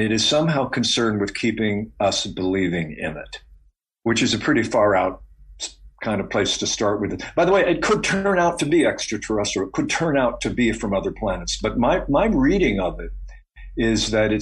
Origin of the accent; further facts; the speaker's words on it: Ohio, United States; when I was a kid growing up in Ohio